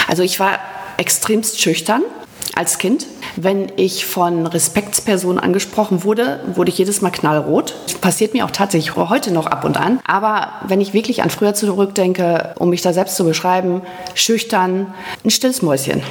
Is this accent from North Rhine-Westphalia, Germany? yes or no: yes; Rheine, North Rhine-Westphalia, Germany; also born or lived in Münsterland; das ist meine Geburtsstadt